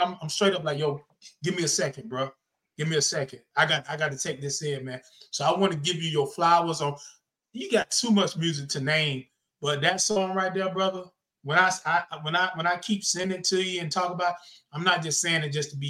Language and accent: English; the South, United States; I'm from the South